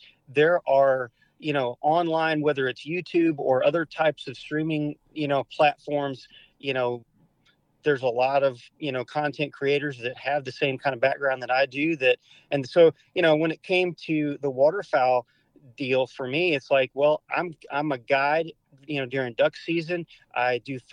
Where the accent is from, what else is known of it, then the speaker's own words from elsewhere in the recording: Arkansas, United States; living in Arkansas, growing up in Arkansas